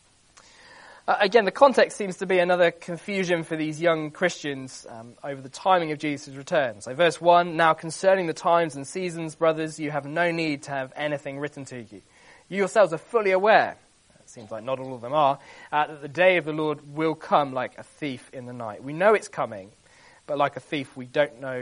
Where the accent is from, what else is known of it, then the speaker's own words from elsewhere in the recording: London, United Kingdom; I was born in Lambeth